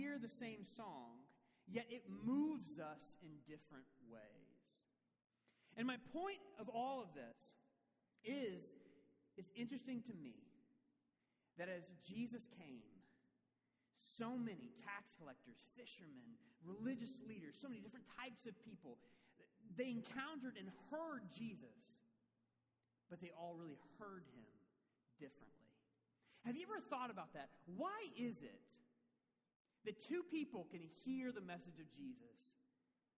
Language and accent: English; Tennessee, United States; I hail from Tennessee